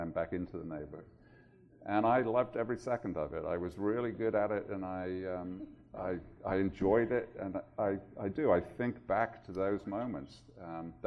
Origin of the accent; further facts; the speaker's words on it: Birmingham, West Midlands, United Kingdom; moved away; I grew up in Birmingham, England, which was a pretty rough, tough industrial city